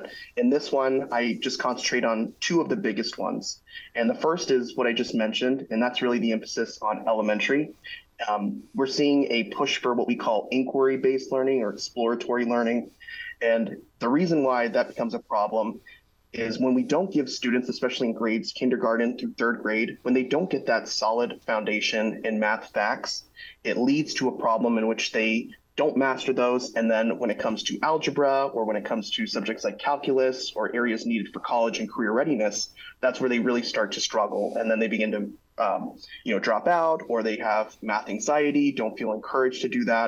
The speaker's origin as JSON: {"language": "English", "town": "Chandler", "region": "Arizona", "country": "United States", "tie": "born or raised there", "said": "launched a nonprofit micro school in my hometown of Chandler, Arizona"}